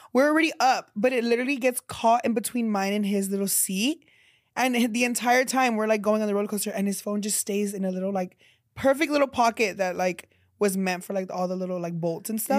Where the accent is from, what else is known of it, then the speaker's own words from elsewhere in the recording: San Antonio, Texas, United States; my hometown in San Antonio